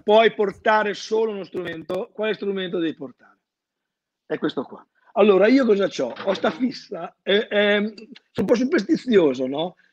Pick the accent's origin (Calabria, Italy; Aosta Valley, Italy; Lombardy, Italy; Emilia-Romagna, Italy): Emilia-Romagna, Italy; moved away as an adult; also born or lived in Bologna; conservatorio di Ceseno ho fatto io perché sono romagnolo